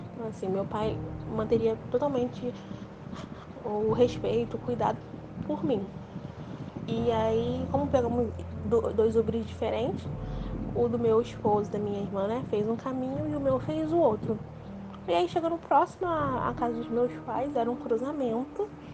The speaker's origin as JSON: {"language": "Portuguese", "region": "Rio de Janeiro", "country": "Brazil", "said": "eu sou do Rio de Janeiro"}